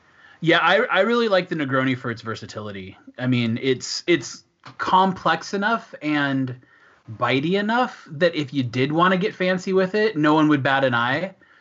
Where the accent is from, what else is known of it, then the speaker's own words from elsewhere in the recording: Washington, United States; moved away as an adult; now in Switzerland; Yeah, for me, I'm from Washington State